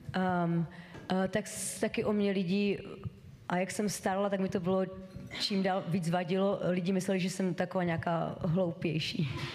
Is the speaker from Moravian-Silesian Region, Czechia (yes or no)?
yes; Ostrava, Moravian-Silesian Region, Czechia; moved away as an adult; now in San Diego, United States; jsem původně z Ostravy